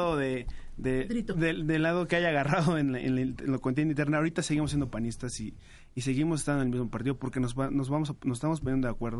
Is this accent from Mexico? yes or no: yes; Teotihuacán, State of Mexico, Mexico; Yo soy de Teotihuacán, del estado